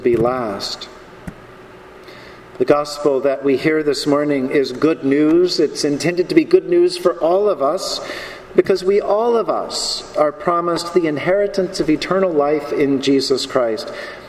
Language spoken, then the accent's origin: English; the American South, United States; Growing up in this country, growing up in the American South